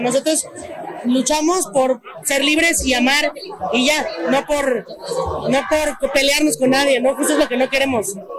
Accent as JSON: {"language": "Spanish", "country": "Mexico", "said": "ni como actriz, ni como mexicana"}